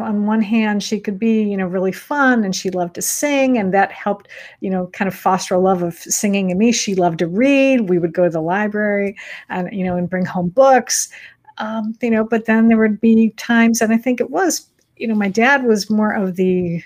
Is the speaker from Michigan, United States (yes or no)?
yes; Michigan, United States; I grew up in Michigan